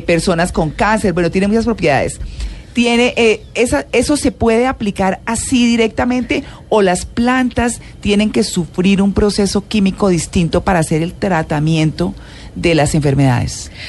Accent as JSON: {"language": "Spanish", "town": "Bucaramanga", "region": "Santander", "country": "Colombia", "tie": "born or raised there", "moved": "yes", "said": "Allá crecí yo, yo no soy santandereana, pero crecí allá, viví en Bucaramanga mucho tiempo"}